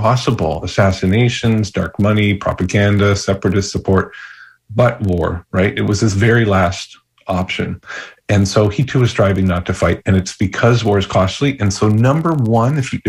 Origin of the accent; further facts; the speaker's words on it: Canada; also born or lived in Kenya / Ghana; now in United States; I grew up in Canada before becoming an American